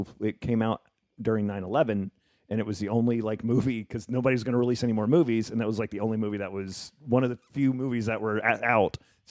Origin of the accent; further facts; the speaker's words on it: New Jersey, United States; moved away as an adult; also born or lived in Memphis, Tennessee / New York; Yeah, I grew up in New Jersey, and then I moved to New York for a little bit, and then I came out here.